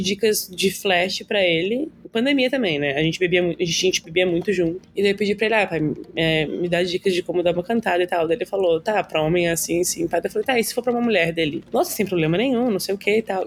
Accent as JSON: {"language": "Portuguese", "town": "Garopaba", "region": "Santa Catarina", "country": "Brazil", "tie": "born or raised there", "said": "Eu nasci na Carmela, mas eu sou de Garopaba, né? tipo, passei minha vida inteira lá"}